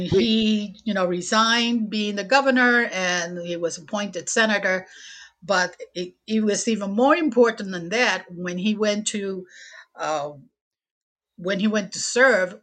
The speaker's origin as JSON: {"language": "English", "country": "Puerto Rico", "tie": "born or raised there", "also_born_or_lived": "Chicago, Illinois", "second_language": "English", "moved": "as an adult", "lives_now": "Portsmouth, United States", "said": "I was born and raised in Puerto Rico"}